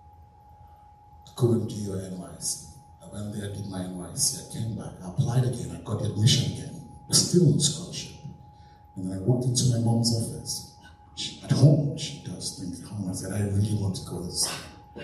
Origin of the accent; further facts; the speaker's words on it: Nigeria; moved away as an adult; now in United Kingdom; I grew up in Nigeria, went to secondary school in Nigeria, went to uni in Nigeria